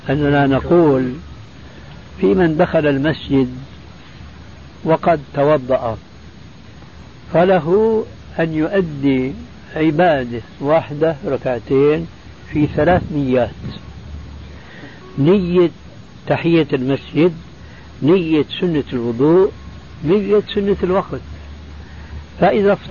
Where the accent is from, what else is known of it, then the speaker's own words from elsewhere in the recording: Damascus, Damascus Governorate, Syria; وأنا مالي كما يقول عندنا في الشام حشو الكبة